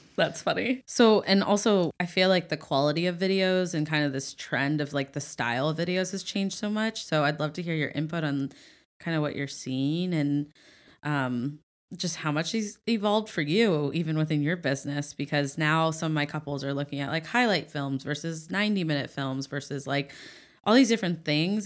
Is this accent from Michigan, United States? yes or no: no; Ohio, United States; moved away; I'm from Ohio